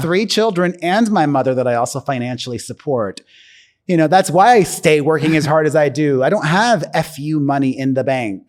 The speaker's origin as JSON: {"language": "English", "town": "Miami", "region": "Florida", "country": "United States", "moved": "yes", "said": "I'm from Miami"}